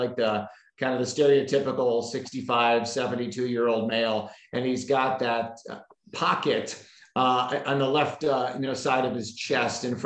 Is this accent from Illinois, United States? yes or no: yes; Chicago, Illinois, United States; now in Arizona, United States; my hometown of Chicago